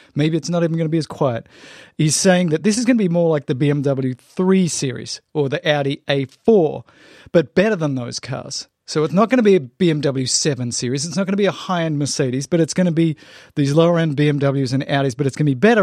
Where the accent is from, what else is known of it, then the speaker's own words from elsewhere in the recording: Australia; moved away; I grew up in Australia